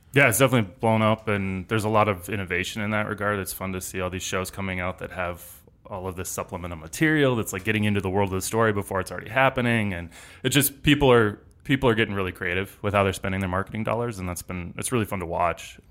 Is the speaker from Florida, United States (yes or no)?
no; Denver, Colorado, United States; moved away as an adult; also born or lived in Los Angeles; I grew up here in Denver